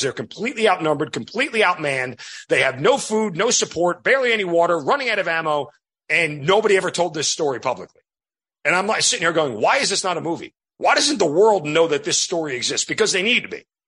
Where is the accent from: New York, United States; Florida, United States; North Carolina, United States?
New York, United States; 20 years of being an Italian degenerate growing up in New York